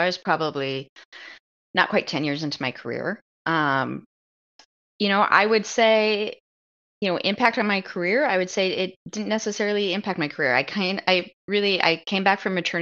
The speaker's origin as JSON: {"language": "English", "town": "Omaha", "region": "Nebraska", "country": "United States", "said": "we live in Omaha. I'm from Omaha."}